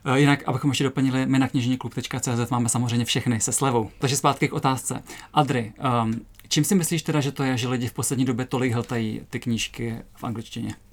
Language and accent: Czech; Třebíč, Vysočina Region, Czechia; moved away; já jsem nedávno byla na návštěvě v Třebíči v mém rodném městě